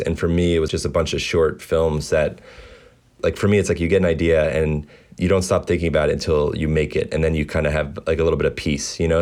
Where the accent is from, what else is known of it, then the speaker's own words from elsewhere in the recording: Baltimore, Maryland, United States; Baltimore is home these days. I grew up here